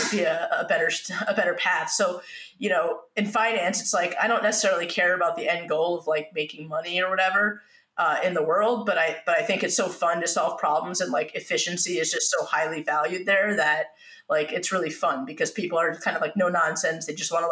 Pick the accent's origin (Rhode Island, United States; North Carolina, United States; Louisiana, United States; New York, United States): New York, United States; I'm a New Yorker